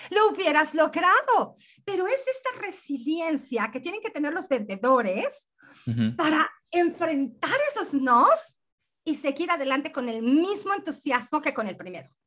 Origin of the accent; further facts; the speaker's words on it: Mexico; El, el, acento que tengo, que déjame decirte que soy mexicana, este acento raro que tengo